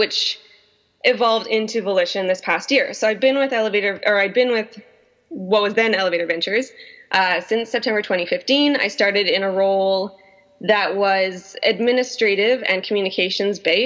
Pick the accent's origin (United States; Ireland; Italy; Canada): Canada; North Vancouver, British Columbia; I was born and raised in North Vancouver, so I'm a local. I'm a local to Vancouver.